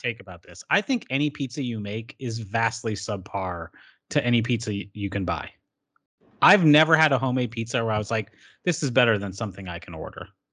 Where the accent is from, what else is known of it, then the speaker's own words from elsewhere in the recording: Hamilton, Illinois, United States; also born or lived in Racine, Wisconsin; in racine wisconsin but i have spent the majority of my life since i was six years old in hamilton illinois